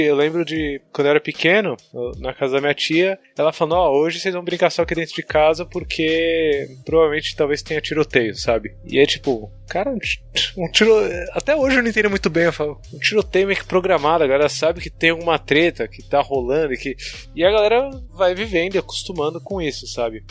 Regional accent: São Paulo, Brazil; eu morava, crescendo no Tucuruvi.

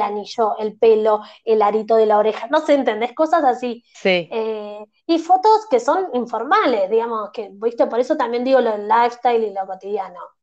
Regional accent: Argentina; no sos de Buenos Aires como me pasa a mí

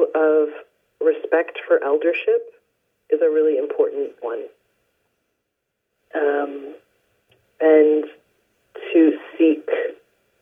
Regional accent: Ohio, United States; now in Northern California, United States; I was born in Ohio

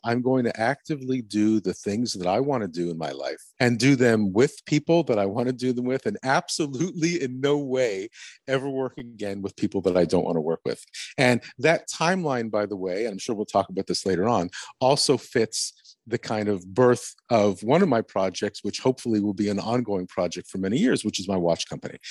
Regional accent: Montreal, Quebec, Canada; moved away as an adult; also born or lived in Germany; we ended up in Montreal, my hometown

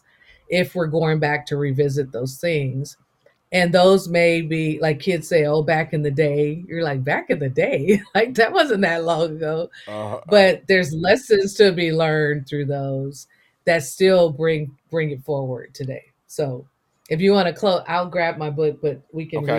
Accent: the Bay Area, California, United States; first language English; I am from the Bay Area. Berkeley, San Francisco, and Oakland, California are the roots that raised me

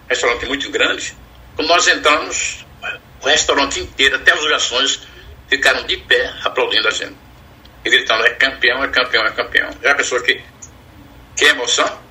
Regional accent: Pernambuco, Brazil; eu sou de Pernambuco

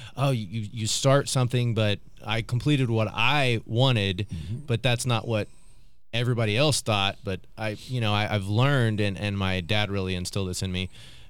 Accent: Oklahoma City, Oklahoma, United States; and so in that, I grew up in South OKC again.

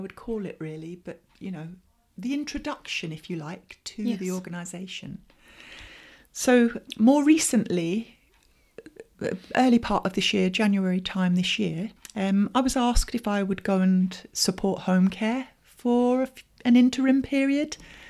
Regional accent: Brighton, South East England, United Kingdom

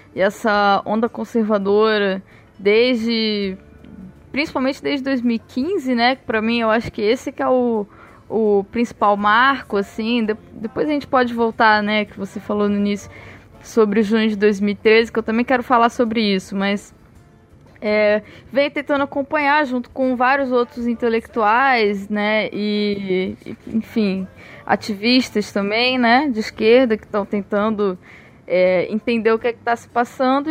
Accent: Osasco, São Paulo, Brazil; now in Rio de Janeiro, Brazil; eu venho de Osasco, mas eu moro no Rio de Janeiro.

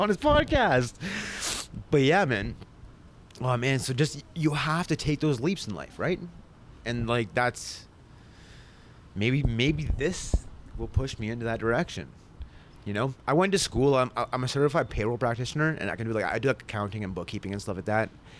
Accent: Sudbury, Ontario, Canada; moved away as an adult; also born or lived in Elliot Lake / Toronto; I was born and raised in Sudbury

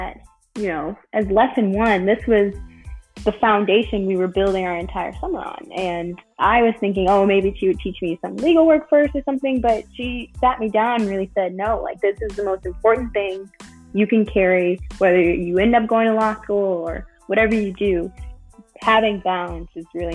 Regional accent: Chicago, Illinois, United States; I'm from Chicago originally

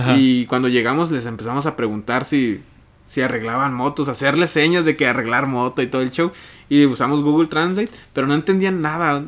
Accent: Mexico; como mexicano

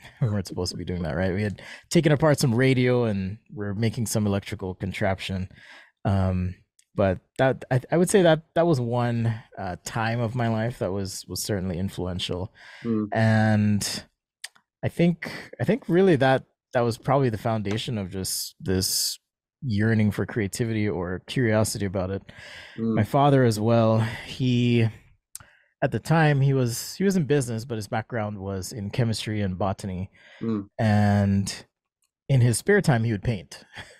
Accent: Jamaica; accent: American; So I'm from Jamaica, and I don't know if you knew that. Not everyone does because I speak with an American accent

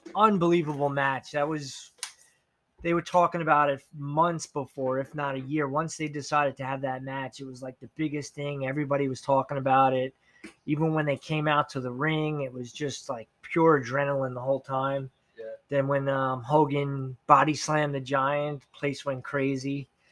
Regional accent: Levittown, United States; I grew up in Levittown

